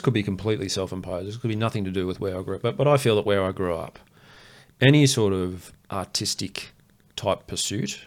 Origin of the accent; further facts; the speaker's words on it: Queensland, Australia; I grew up in Queensland